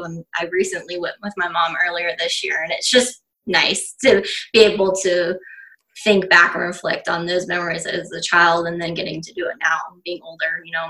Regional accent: Palm Bay, Florida, United States; now in Palm Beach County, United States; I was born and raised in Palm Bay, Florida, so in Southern Brevard.

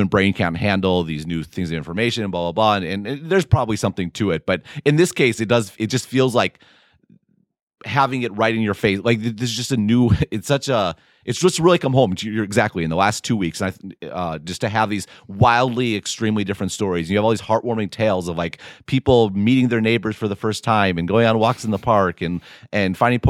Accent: Midwest, United States; as a Midwesterner.

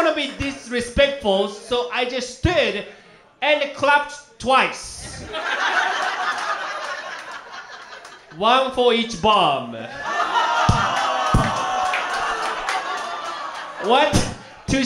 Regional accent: Japan; English is a second language; now in United States; I came all the way from Japan

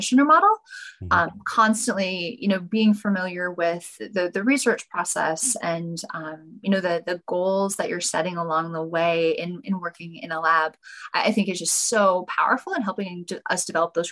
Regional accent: North Dakota, United States; moved away as an adult; also born or lived in Sacramento, California; I was born and raised in North Dakota

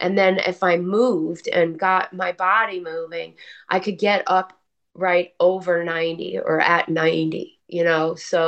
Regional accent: New Jersey, United States; also born or lived in Texas; my Jersey attitude

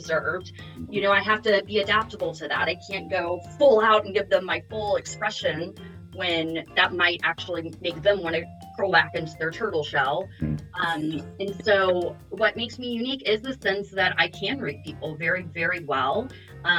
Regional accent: the South, United States; accent: Southern; now in San Diego, United States; I've been trying to hide my Southern accent

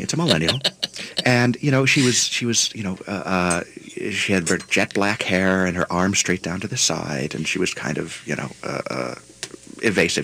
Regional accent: Buffalo, New York, United States; moved away; I'm from Buffalo, New York originally

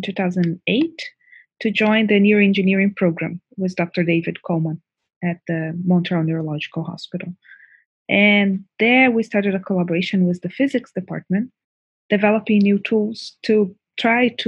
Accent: Brazil; moved away as an adult; now in Canada; I was born in Brazil. I study pharmacology and biochemistry at the University of São Paulo

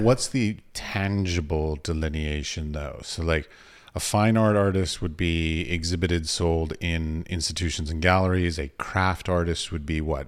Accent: United States; also born or lived in United Arab Emirates; I'm an American tourist.

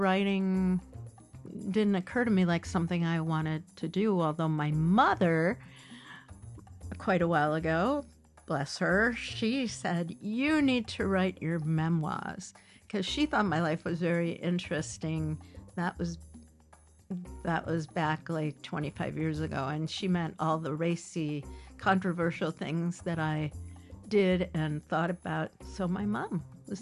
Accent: Chicago, Illinois, United States; I was born at Michael Reese Hospital, so I was born on the south side

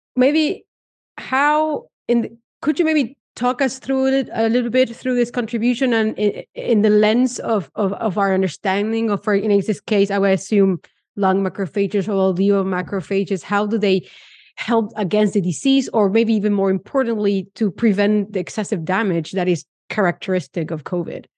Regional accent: Argentina; moved away; I come from Argentina

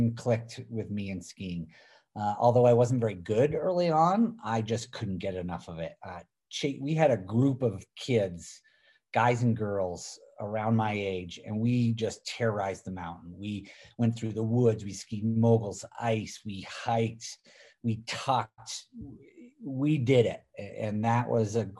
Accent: Middlebury, Vermont, United States; I grew up on basically the slopes of Vermont. Born and raised in Middlebury

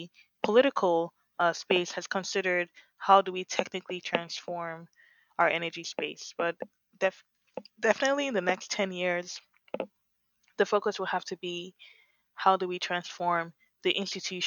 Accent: Lagos, Nigeria; now in Berkeley, United States; I grew up in Lagos and we used self-generation

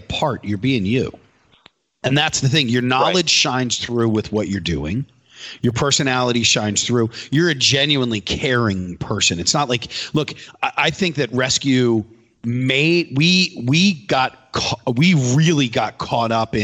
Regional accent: East Coast, United States; We grew up on the East Coast.

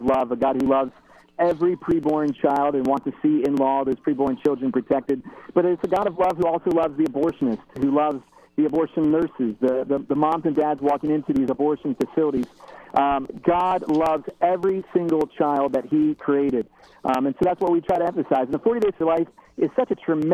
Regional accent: New Philadelphia, Ohio, United States; moved away as an adult; also born or lived in Dayton, Ohio; now in Toledo, United States; I was actually born in Dayton, Ohio, and then I grew up in New Philadelphia, and now I live in Toledo

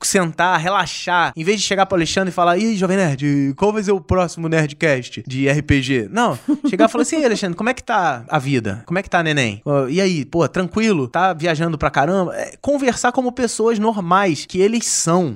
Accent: Rio de Janeiro, Brazil; Eu sou aqui do Rio de Janeiro

